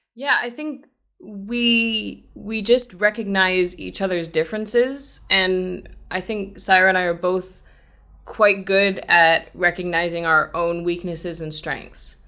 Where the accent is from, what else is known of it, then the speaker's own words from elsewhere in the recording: United States; as an American